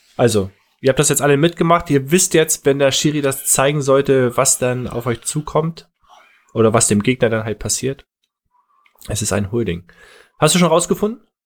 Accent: Northern Germany, Germany; Als Norddeutscher

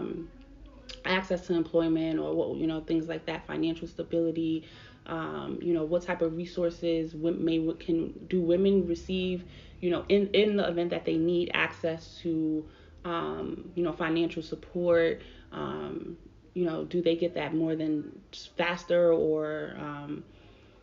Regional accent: New York, United States; now in Philadelphia, United States; I'm from New York

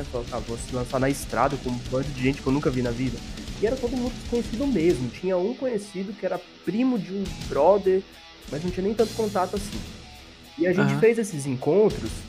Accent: São Paulo, Brazil; born there; É assim, eu nasci em São Paulo, tenho até família lá e tudo mais

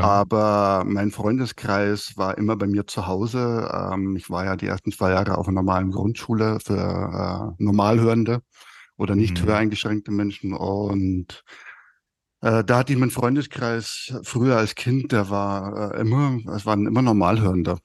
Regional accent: Fürstenfeldbruck, Bavaria, Germany; accent: Bavarian; ich komme aus Oberbayern, äh, Speckgürtel von München, Fürstenfeldbruck.

